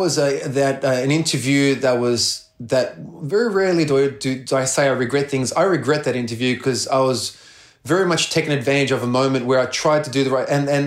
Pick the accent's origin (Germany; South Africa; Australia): Australia; Melbourne, Victoria; playing at a home in front of Melbourne, my hometown, born and raised in Melbourne